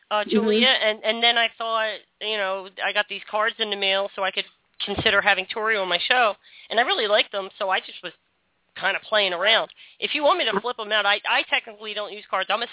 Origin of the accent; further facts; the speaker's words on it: Philadelphia, Pennsylvania, United States; I grew up in South Philly